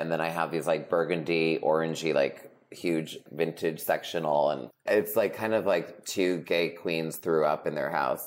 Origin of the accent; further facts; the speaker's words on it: New England, United States; now in Los Angeles, United States; I'm from New England